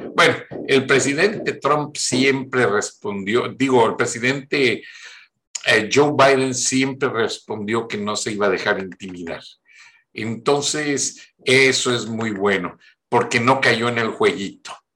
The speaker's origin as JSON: {"language": "Spanish", "country": "Mexico", "said": "nosotros como mexicanos"}